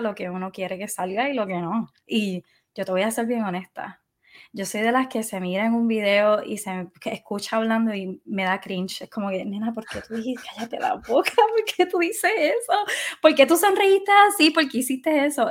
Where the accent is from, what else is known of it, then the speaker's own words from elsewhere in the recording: Puerto Rico; moved away as an adult; yo decidí irme de Puerto Rico